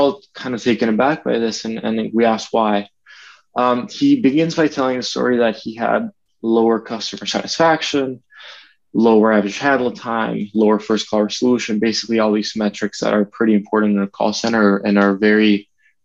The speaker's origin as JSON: {"language": "English", "country": "Venezuela", "tie": "born or raised there", "moved": "as an adult", "lives_now": "United States", "said": "grew up in Venezuela"}